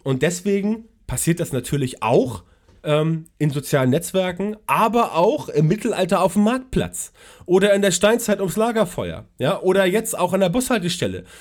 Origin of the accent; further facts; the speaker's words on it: Hamburg, Germany; Ich komme aus Hamburg